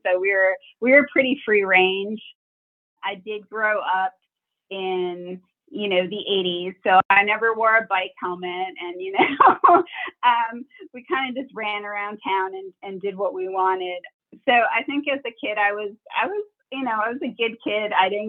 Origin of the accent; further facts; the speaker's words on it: Wisconsin, United States; Yeah, I grew up in Wisconsin, which I always say is a nice place to grow up.